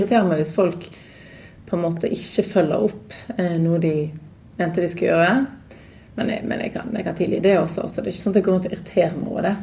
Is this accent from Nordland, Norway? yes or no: no; Knarvik, Vestland, Norway; also born or lived in Oslo / United States; now in Bergen, Norway; Jeg er jo fra Bergen